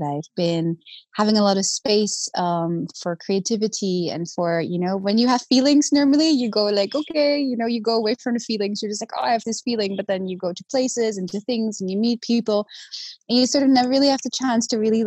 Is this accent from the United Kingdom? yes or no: no; The Hague, South Holland, Netherlands; So I grew up originally in Holland, in The Hague